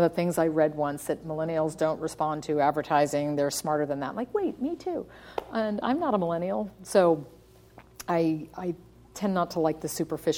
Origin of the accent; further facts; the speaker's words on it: United States; accent: American; moved away; also born or lived in overseas; I'm an American. I sound like an American, but I've spent 10 years overseas.